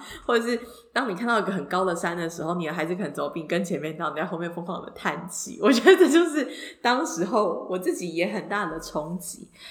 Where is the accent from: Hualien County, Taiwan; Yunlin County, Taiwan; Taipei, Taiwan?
Taipei, Taiwan; 因为我就是一个超级死台北长大的小孩